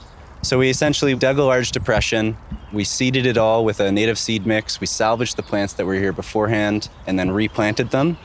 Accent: Southern Ontario, Canada; I grew up in Southern Ontario, where there's a lot of development

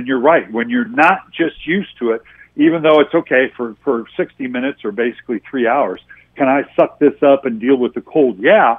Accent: Los Angeles, California, United States; I'm an L.A. guy. I grew up in Los Angeles

